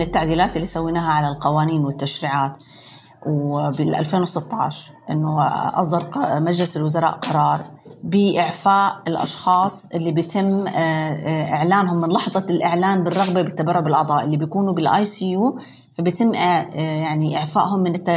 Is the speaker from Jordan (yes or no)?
yes; Jordan; عندنا في الأردن